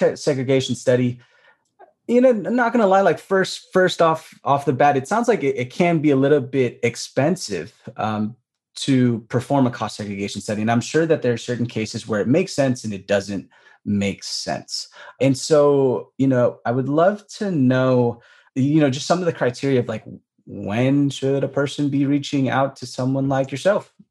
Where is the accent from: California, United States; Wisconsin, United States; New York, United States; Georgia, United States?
California, United States; Bay Area; I'm from the Bay Area